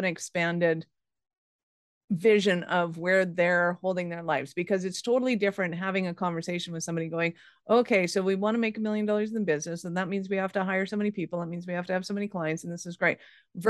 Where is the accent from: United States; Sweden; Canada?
Canada; now in Calgary, Canada; as a Canadian, and especially in Calgary